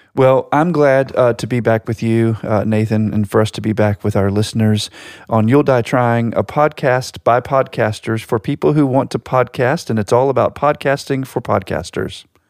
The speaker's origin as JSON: {"language": "English", "town": "Virginia Beach", "region": "Virginia", "country": "United States", "tie": "born or raised there", "said": "my hometown in Virginia Beach"}